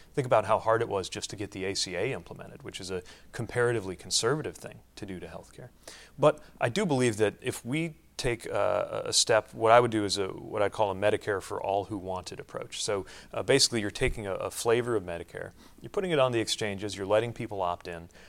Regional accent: South Bend, Indiana, United States; an industrial city like my hometown of South Bend

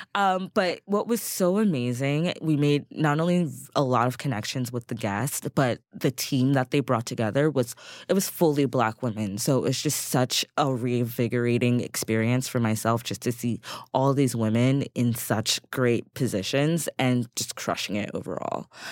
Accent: Eastern Pennsylvania, United States; now in New York, United States; Eastern Pennsylvania

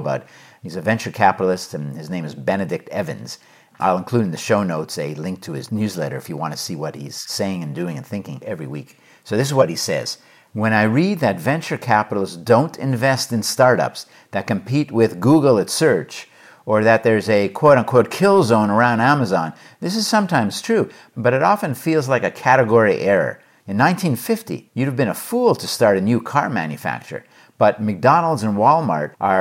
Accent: Montreal, Quebec, Canada; also born or lived in New York / Los Angeles; now in Hanover, United States; From Montreal

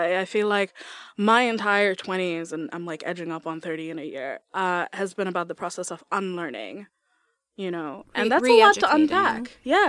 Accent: Bangladesh; I'm from Bangladesh, in South Asia in general, we come in a variety of skin tones.

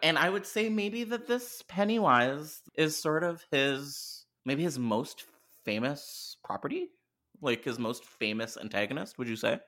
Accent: Canada; I'm Canadian

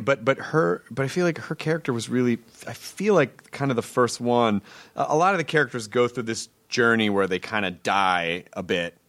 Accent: the South, United States; I grew up in the South.

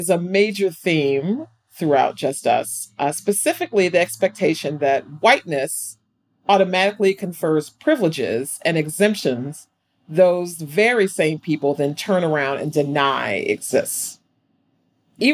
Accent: St. Louis, Missouri, United States; growing up in St. Louis in the Midwest

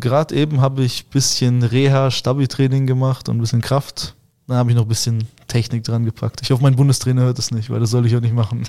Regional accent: Germany; also born or lived in Moscow, Russia; ich bin mit drei Jahren nach Deutschland gekommen, bin hier aufgewachsen und sehe Deutschland als mein Zuhause.

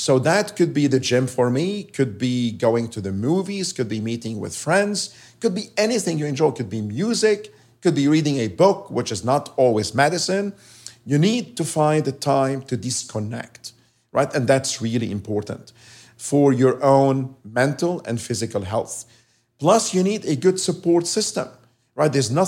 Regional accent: Lebanon; now in United States; I love living here. I love being American. Mm-hmm. I'm still Lebanese. Yeah. I go back to Lebanon to see my family.

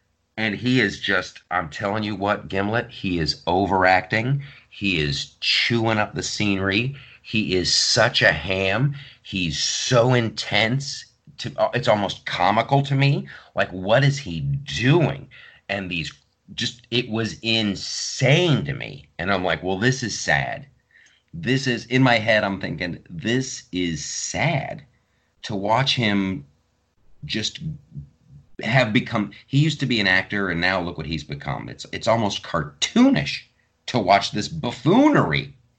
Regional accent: Southern Ohio, United States; accent: Southern Ohio; moved away; also born or lived in Columbus, Ohio; a late 90s me with my Southern Ohio accent.

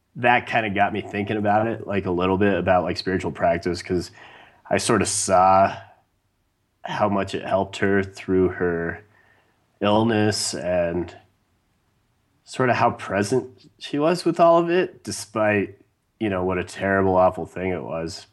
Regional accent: Wyoming, United States; growing up in Wyoming

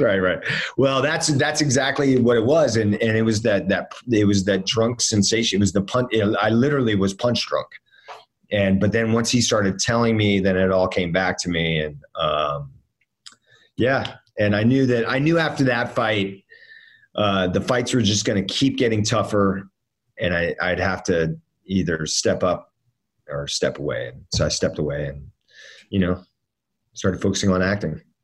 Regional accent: Miami, Florida, United States; moved away; also born or lived in Northern Virginia; I grew up down in Miami, living in Miami.

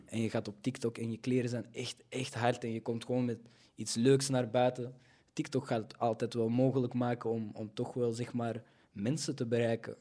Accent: Belgium; born or raised there

